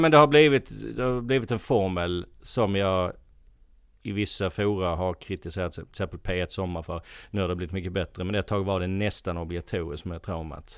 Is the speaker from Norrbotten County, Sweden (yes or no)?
no; Helsingborg, Skåne, Sweden; now in Stockholm, Sweden; Jag är eh, från Helsingborg från början, bott i Stockholm sedan eh, 17 år nu.